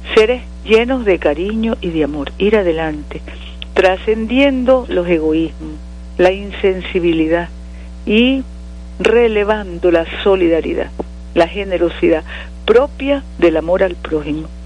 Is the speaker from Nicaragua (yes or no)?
yes; Nicaragua; nuestra Nicaragua